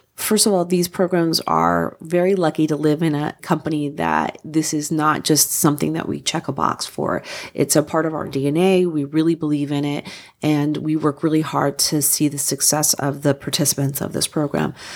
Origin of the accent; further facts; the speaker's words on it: New Jersey, United States; moved away; I'm from New Jersey originally